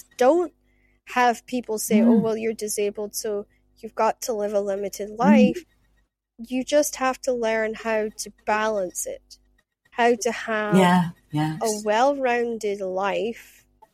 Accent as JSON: {"language": "English", "area": "Shetland", "region": "Scotland", "country": "United Kingdom", "also_born_or_lived": "Aberdeen", "moved": "yes", "said": "I spent half my life in Aberdeen, and with Shetland Times, because I come from Shetland"}